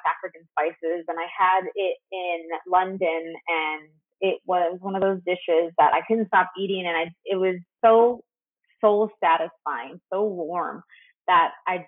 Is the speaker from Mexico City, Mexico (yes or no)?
no; Tijuana, Baja California, Mexico; I grew up in Tijuana where Chinese-Mexican culture is so intertwined